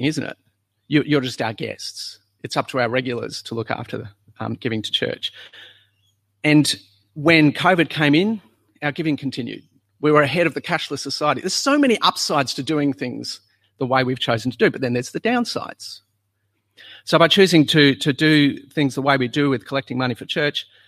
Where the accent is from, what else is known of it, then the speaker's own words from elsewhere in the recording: South Australia, Australia; moved away; When we were in South Australia, you'd go to church on a Sunday